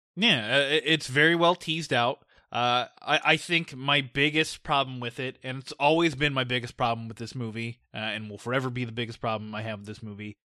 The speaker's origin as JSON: {"language": "English", "country": "United States", "said": "we're American"}